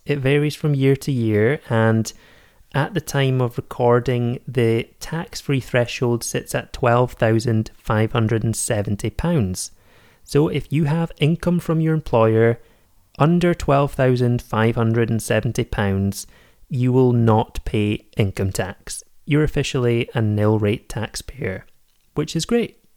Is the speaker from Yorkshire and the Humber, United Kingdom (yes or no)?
no; Scotland, United Kingdom; also born or lived in Edinburgh; I am based in Edinburgh, I am Scottish